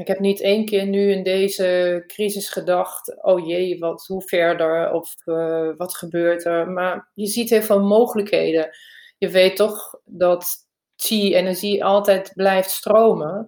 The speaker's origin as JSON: {"language": "Dutch", "country": "Germany", "also_born_or_lived": "Barcelona, Spain / Emst, Netherlands", "second_language": "Dutch", "moved": "yes", "lives_now": "Netherlands", "said": "Ik ben van origine Duits, heb lang in Spanje gewoond"}